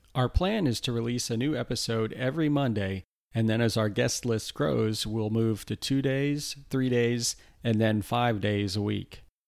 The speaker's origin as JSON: {"language": "English", "area": "Lake County", "region": "Florida", "country": "United States", "tie": "born or raised there", "also_born_or_lived": "Houston, Texas / Orlando, Florida", "said": "I grew up in Lake County, Florida, which is just about an hour north of Orlando."}